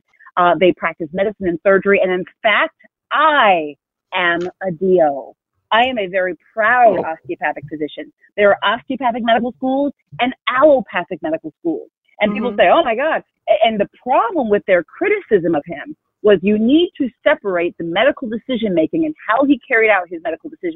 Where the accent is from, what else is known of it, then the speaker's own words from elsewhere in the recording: Iowa, United States; I'm born and raised in Iowa, African American